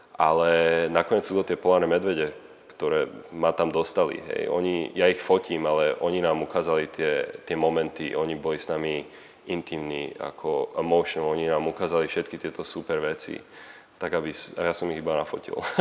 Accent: Slovakia; moved away as an adult; now in Canada; furt som Slovák a furt tu mám rodinu a, a furt tu mám kamarátov

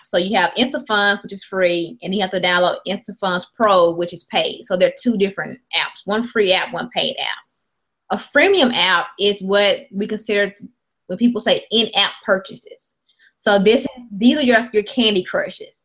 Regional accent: Mississippi, United States; I'm from Mississippi

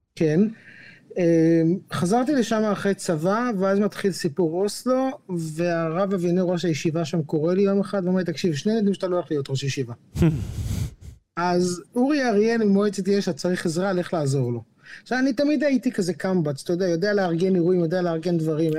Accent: Jerusalem, Jerusalem District, Israel; moved away; גדלתי בבית חרדי בירושלים

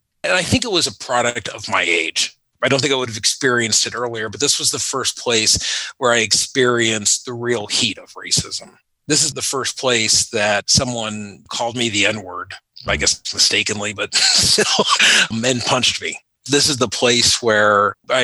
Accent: United States; born or raised there; also born or lived in Panama; now in Northern Virginia, United States

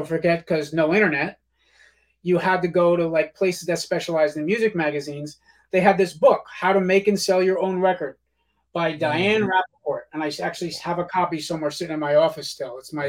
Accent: Yonkers, New York, United States; accent: Yonkers; even from when I had my terrible Yonkers accent in that freaking ….

